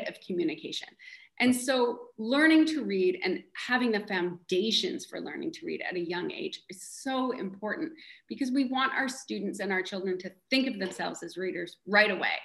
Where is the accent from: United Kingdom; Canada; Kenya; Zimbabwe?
Canada; moved away as an adult; also born or lived in Missouri; now in Bainbridge Island, United States; I'm Canadian